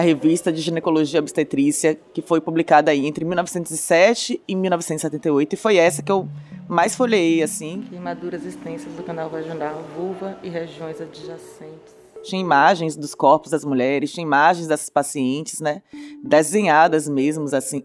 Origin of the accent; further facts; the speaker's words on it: Bahia, Brazil; accent: Bahian; Não sei se vocês já conheceram aí pelo sotaque, que eu sou baiana.